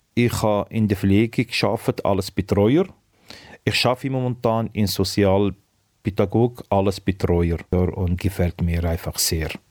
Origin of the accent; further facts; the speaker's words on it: Algeria; German is a second language; moved away as an adult; also born or lived in Tunisia; Ja, 1996 bin ich äh, von Algerien geflüchtet